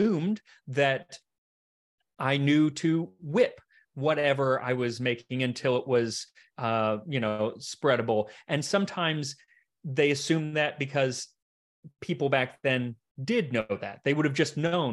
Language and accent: English; United States; I'm an American